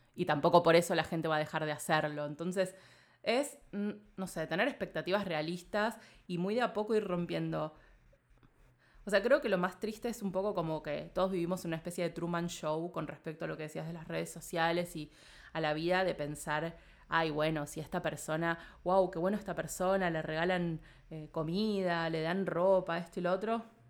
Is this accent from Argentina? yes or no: yes; Argentina